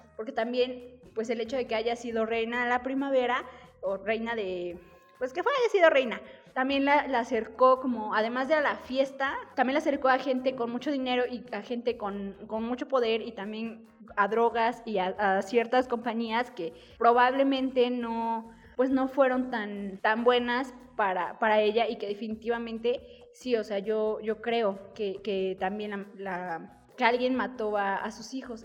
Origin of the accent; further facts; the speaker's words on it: Mexico; nosotros eh, como mexicanos